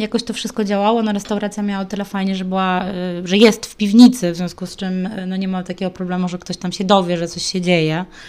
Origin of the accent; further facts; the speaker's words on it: Warsaw, Masovian Voivodeship, Poland; moi rodzice też nie pochodzą oryginalnie z Warszawy, oni bardziej skupiali się na tym, żeby się czegoś w tej Warszawie dorobić